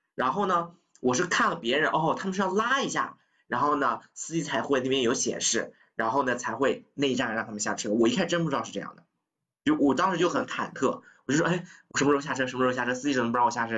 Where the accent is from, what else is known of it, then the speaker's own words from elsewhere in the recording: Nanjing, Jiangsu, China; moved away as an adult; also born or lived in United States; 因为我是南京人嘛